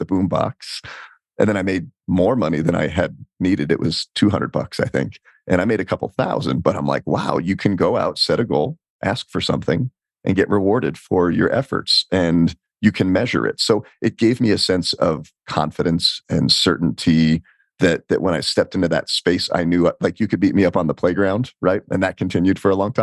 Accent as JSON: {"language": "English", "region": "Colorado", "country": "United States", "tie": "born or raised there", "also_born_or_lived": "New Jersey", "said": "we moved from New Jersey to Colorado when I was 10"}